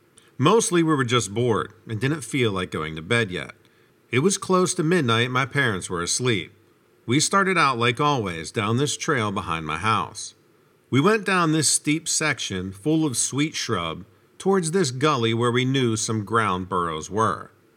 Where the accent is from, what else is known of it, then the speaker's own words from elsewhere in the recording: Arkansas, United States; I grew up in the South in Arkansas, and raccoons were considered really big pests.